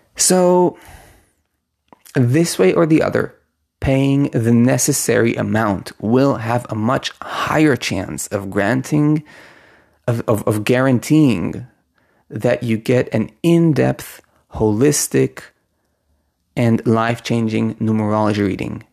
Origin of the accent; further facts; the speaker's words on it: Israel; I was born in Israel. My name was given to me with Hebrew letters